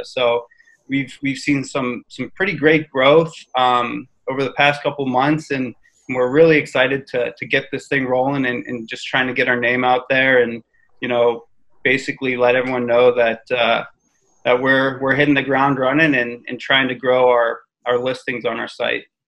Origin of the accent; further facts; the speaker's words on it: Pittsburgh, Pennsylvania, United States; I'm from Pittsburgh